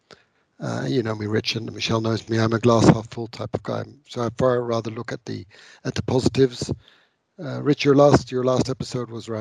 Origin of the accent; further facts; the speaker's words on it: Netherlands; I'm from the Netherlands